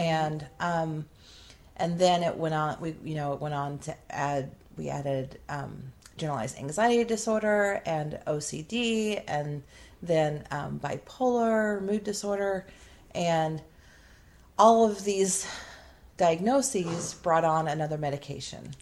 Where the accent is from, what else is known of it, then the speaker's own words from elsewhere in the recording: Midwest, United States; I grew up in the Midwest and you know, was raised when I was young on a farm and then we lived in a small town